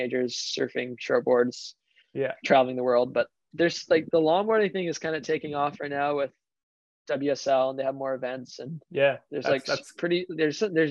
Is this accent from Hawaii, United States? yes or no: yes; Honolulu, Hawaii, United States; I grew up in Waikiki